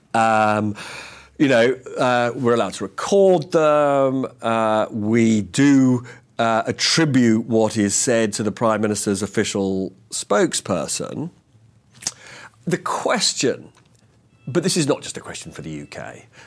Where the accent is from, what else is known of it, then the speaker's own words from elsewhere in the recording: London, United Kingdom; I grew up and live in North London